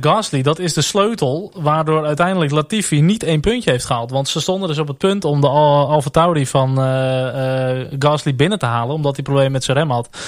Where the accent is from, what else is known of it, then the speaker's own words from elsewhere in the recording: Netherlands; Tuurlijk zijn we Nederlanders